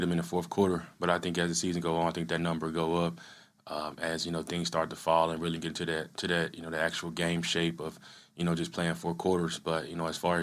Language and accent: English; Yazoo City, Mississippi, United States; moved away as an adult; another guy from Mississippi, actually from my hometown. He went to, you know, the high school, Yazoo County. I went to Yazoo City High